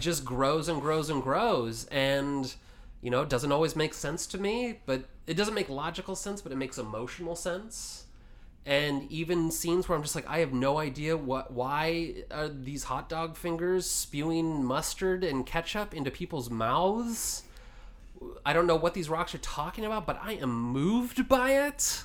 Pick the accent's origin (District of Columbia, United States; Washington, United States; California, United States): Washington, United States; I grew up in Washington